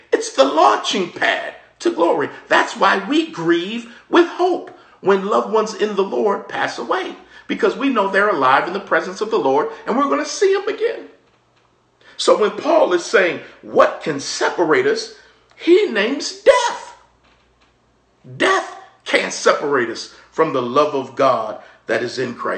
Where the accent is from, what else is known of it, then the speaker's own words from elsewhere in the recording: Maryland, United States; we were growing up in Maryland